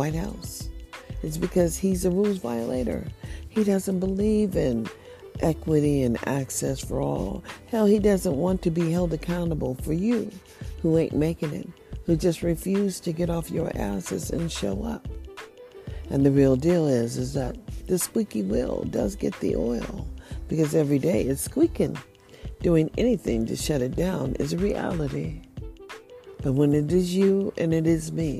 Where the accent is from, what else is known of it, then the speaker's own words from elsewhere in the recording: United States; we are all Americans